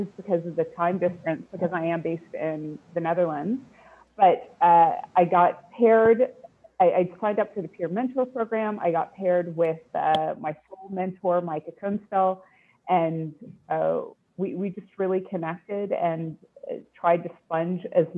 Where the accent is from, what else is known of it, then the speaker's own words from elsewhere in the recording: Winnipeg, Manitoba, Canada; I was born in Winnipeg, Manitoba.